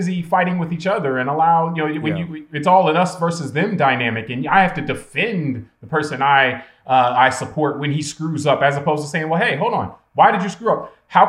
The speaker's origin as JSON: {"language": "English", "region": "Ohio", "country": "United States", "tie": "born or raised there", "moved": "yes", "lives_now": "South Florida, United States", "said": "when I grew up in Ohio"}